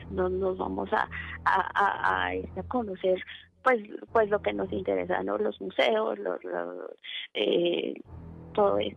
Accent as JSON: {"language": "Spanish", "town": "Pasto", "region": "Nariño", "country": "Colombia", "said": "yo no soy de Caracas, yo soy de Pasto, Colombia."}